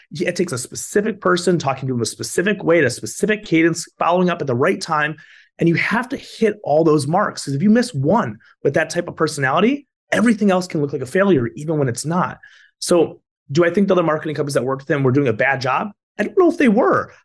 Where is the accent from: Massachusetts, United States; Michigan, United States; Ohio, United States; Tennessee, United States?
Michigan, United States; moved away as an adult; now in Florida, United States; Michigan, where I'm from